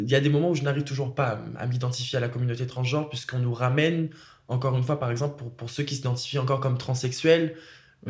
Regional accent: Réunion; moved away as an adult; je suis parti de la Réunion quand même à mes 18 ans et je me suis installé ici

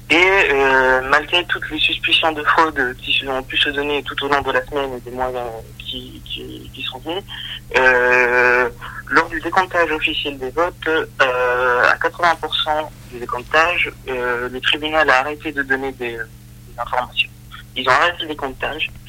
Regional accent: Bolivia; moved away; nous sommes beaucoup de Boliviens à l'étranger

